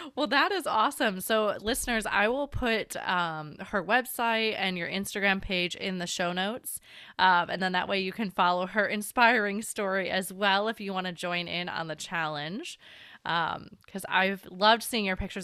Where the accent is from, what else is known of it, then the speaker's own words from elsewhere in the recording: Chicago, Illinois, United States; also born or lived in Washington; now in San Diego, United States; I've lived through enough winters growing up in Chicago